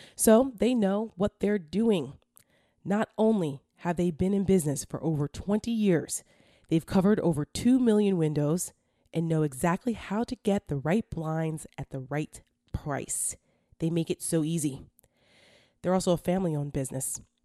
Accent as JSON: {"language": "English", "area": "Bergen County", "region": "New Jersey", "country": "United States", "moved": "yes", "said": "I'm from Bergen County"}